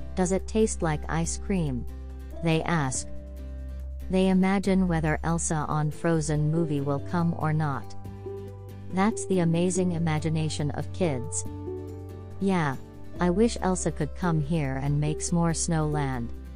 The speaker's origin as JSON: {"language": "English", "country": "Thailand", "moved": "yes", "lives_now": "United States", "said": "My home country is Thailand"}